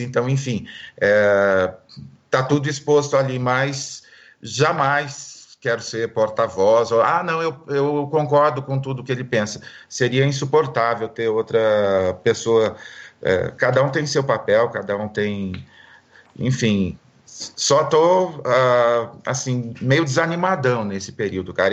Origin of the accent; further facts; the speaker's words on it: Marília, São Paulo, Brazil; eu sou de Marília